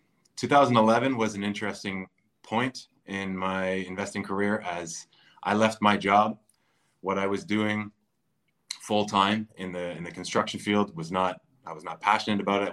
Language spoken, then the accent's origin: English; Durham Region, Ontario, Canada; I grew up in the Durham area